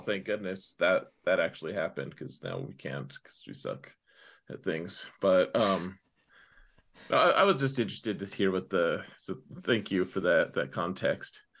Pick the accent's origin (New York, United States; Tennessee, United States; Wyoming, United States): Wyoming, United States; I'm from Wyoming